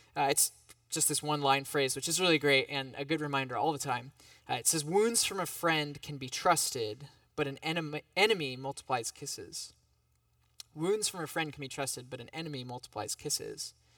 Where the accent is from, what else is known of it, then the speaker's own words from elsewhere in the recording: United States; as an American